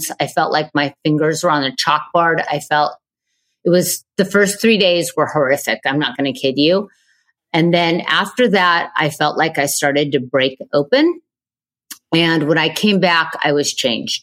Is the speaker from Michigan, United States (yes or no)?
no; Manhattan Beach, California, United States; I grew up in Manhattan Beach, California